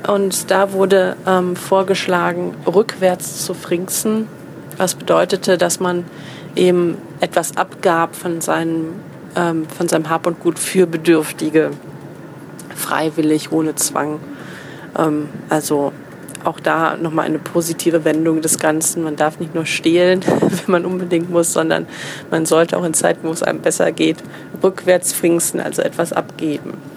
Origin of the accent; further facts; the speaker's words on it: Cologne, North Rhine-Westphalia, Germany; als äh, Kölnerin